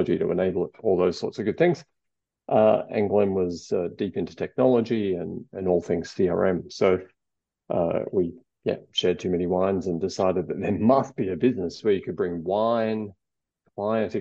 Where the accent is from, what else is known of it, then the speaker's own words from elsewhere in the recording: Australia; accent: Australian; I'm Australian. You can tell from the accent